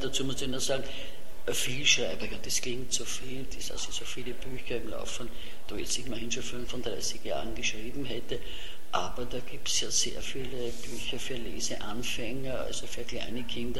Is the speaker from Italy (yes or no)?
no; Vienna, Austria; accent: Viennese dialect (Hernals); first language Viennese German dialect; als Kind äh, konnte ich nur, äh, ich würde fast sagen, Herrn Alser Dialekt